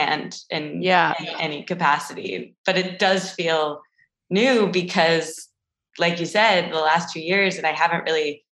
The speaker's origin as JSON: {"language": "English", "region": "Midwest", "country": "United States", "tie": "born or raised there", "moved": "as an adult", "lives_now": "Los Angeles, United States", "said": "growing up, I'm from the Midwest"}